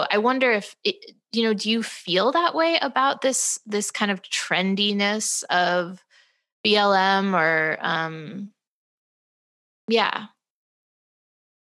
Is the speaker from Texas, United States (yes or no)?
no; St. Louis, Missouri, United States; growing up in St. Louis